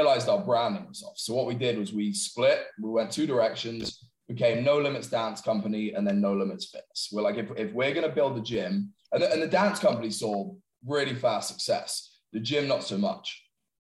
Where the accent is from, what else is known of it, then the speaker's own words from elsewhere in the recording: England, United Kingdom; moved away as an adult; I'm obviously originally from England